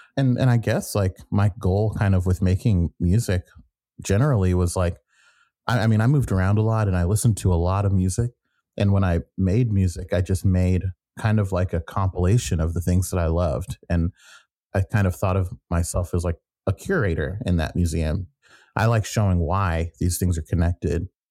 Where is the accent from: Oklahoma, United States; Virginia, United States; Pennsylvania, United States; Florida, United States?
Oklahoma, United States; also born or lived in New York; now in Washington, D.C., United States; I grew up in Oklahoma